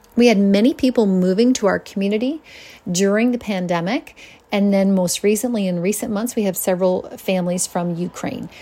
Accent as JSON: {"language": "English", "town": "Linden", "region": "Nova Scotia", "country": "Canada", "tie": "born or raised there", "said": "I grew up in Linden, right beside the water"}